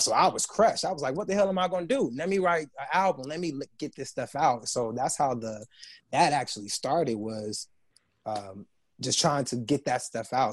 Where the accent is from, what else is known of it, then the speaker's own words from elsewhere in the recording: San Bernardino, California, United States; from San Bernardino, California, which is an uh, hour outside